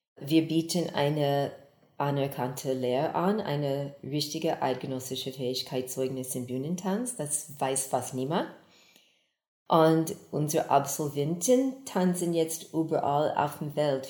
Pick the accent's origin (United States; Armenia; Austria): United States; Texas; also born or lived in Geneva, Switzerland; now in Basel, Switzerland; ich komme ursprünglich aus Texas in den USA, habe über 40 Jahre hier in der Schweiz gewohnt, zuerst in Genf, und danach hier in Basel